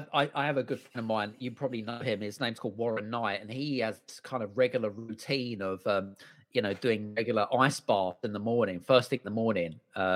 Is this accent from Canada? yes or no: no; United Kingdom; And so it was kind of weird, like coming from a culture, like being British, you're kind of not used to seeing that, right?